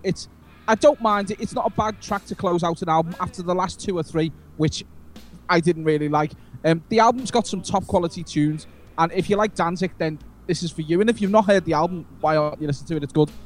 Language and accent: English; Liverpool, North West England, United Kingdom; I'm from Liverpool